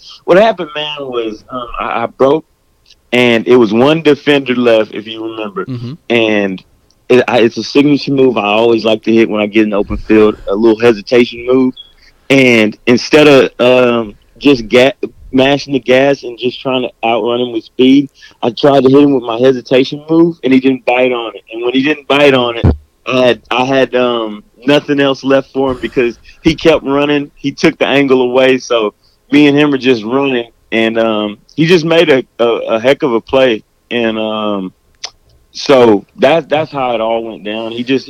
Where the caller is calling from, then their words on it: Waco, Texas, United States; I'm actually at home in Waco, Texas.